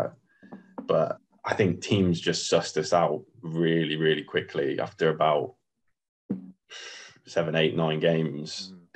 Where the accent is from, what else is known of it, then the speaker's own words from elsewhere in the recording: Coventry, West Midlands, United Kingdom; I live in Coventry now. I lived in Coventry all my life